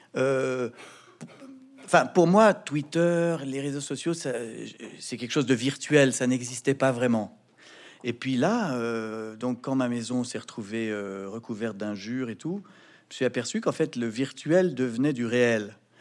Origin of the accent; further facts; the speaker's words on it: France; Je suis français. Je vis dans un pays qui est fier de sa liberté d'expression.